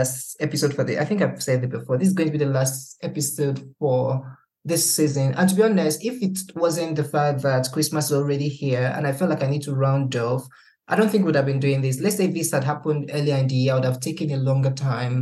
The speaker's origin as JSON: {"language": "English", "country": "Nigeria", "moved": "yes", "said": "living outside of the country as a Nigerian"}